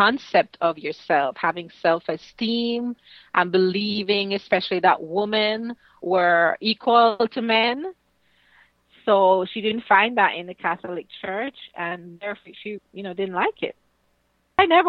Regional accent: Kingston, Jamaica; also born or lived in St. Ann, Jamaica; I grew up in Kingston, Jamaica, and also in St. Anne, which is on the north coast of Jamaica. We moved a lot

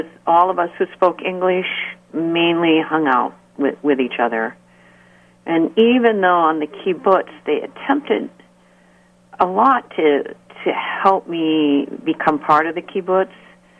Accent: United States; also born or lived in North Dakota / Washington State / Salem, Massachusetts / Israel; I'm really from America

